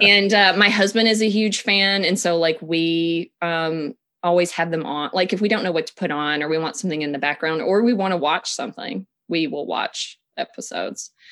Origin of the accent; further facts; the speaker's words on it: Tennessee, United States; moved away; I'm from Tennessee originally, um, so I come from a family